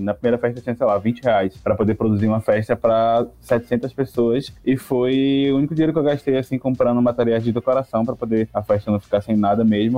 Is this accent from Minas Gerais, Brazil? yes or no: no; Salvador, Bahia, Brazil; eu nasci em Câmara das Pedrinhas, em Salvador, e eu cresci super sem perspectiva de futuro